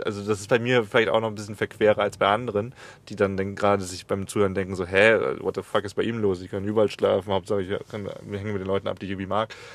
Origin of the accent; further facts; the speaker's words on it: Germany; moved away; dass ich nach Deutschland zurückgehe und, m, bei meiner Mutter lebe